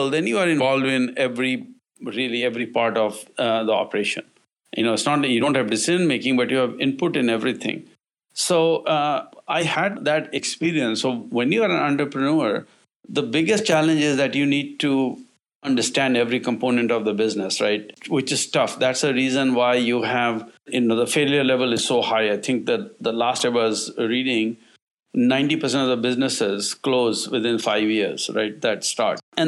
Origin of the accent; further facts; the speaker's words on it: India; now in United States; I'm originally from India